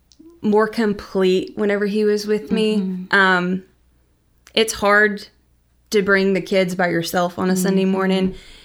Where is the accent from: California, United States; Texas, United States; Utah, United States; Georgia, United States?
Texas, United States; Mount Vernon; also born or lived in Brownwood; I grew up in West Texas for a little bit, down around Brownwood.